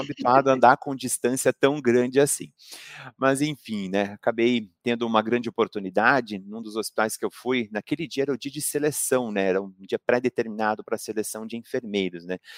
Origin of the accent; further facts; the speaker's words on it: Pato Branco, Paraná, Brazil; eu não sou natural de Curitiba, sou natural de Pato Branco, né? Interior do Paraná